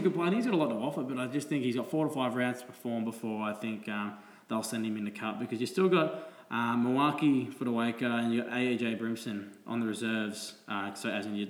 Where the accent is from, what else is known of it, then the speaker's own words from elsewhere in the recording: Gold Coast, Queensland, Australia; we are from the Gold Coast.